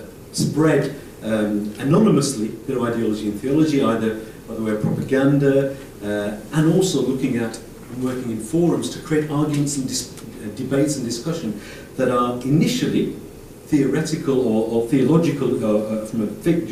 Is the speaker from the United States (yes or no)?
no; Rochdale, North West England, United Kingdom; In my hometown, in Rochdale, where there are only 15,000 Muslims